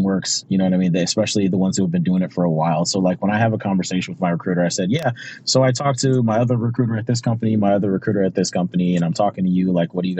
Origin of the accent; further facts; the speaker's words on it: Pontiac, Michigan, United States; moved away as an adult; I grew up in Pontiac, Michigan, which for those of you that don't know, it's a suburb of Detroit